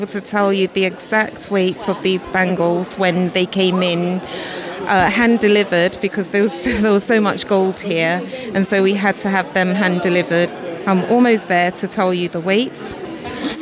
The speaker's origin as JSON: {"language": "English", "country": "Ghana", "tie": "born or raised there", "said": "where both Michaela and I was born in Ghana"}